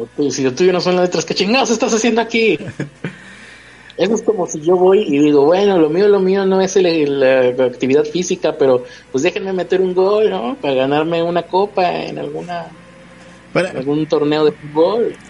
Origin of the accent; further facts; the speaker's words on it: Santa Catarina, Nuevo León, Mexico; Santa Catarina, que es donde yo vivo